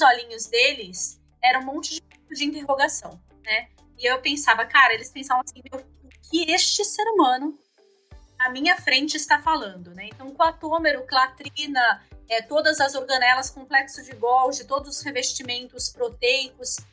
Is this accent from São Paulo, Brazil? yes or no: yes; São Paulo, Brazil; moved away as an adult; now in Rio Grande do Sul, Brazil; eu sou paulistana e eu vim de São Paulo em 2012, né, para morar aqui no, no, Rio Grande do Sul